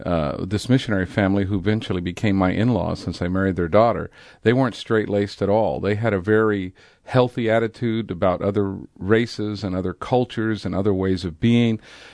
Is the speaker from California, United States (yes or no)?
yes; California, United States; also born or lived in San Diego; In the late 60s, I lived in San Diego. I had moved up from Imperial Valley, California, and was involved in the hippie movement.